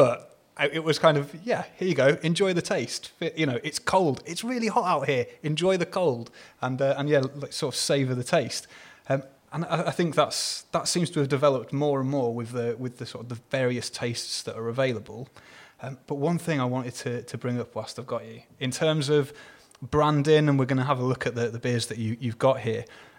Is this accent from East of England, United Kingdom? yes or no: yes; East of England, United Kingdom; I mean, again, I'm originally from Hertfordshire, but I lived here again much longer than I've not lived here.